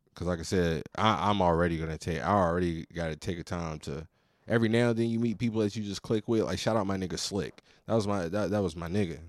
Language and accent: English; Virginia, United States; I'm from Virginia